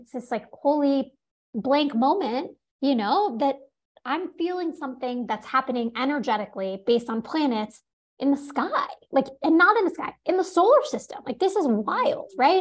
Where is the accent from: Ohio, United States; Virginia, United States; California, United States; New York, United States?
New York, United States; New York City; I grew up in New York City.